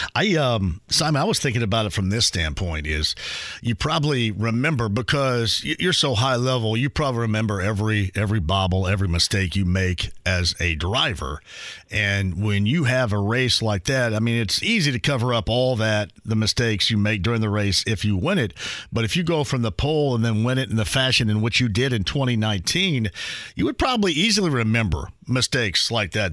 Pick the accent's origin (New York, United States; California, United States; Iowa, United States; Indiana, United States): Indiana, United States; I'm here from from Indiana